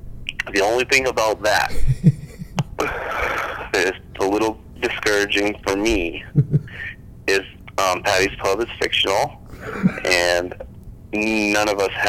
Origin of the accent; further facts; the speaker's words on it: Benson, United States; We're from Benson. We've watched a million people try to own a bar